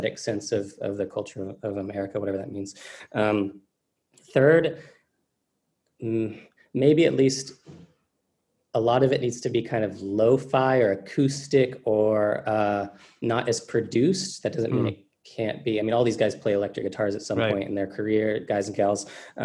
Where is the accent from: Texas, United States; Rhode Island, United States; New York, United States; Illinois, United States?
Texas, United States; I'm from Texas, so I've had country music my life, my entire life